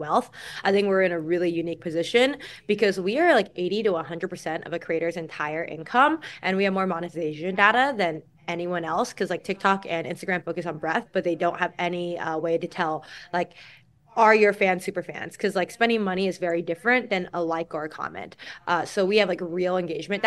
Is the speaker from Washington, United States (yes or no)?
no; California, United States; I grew up in California.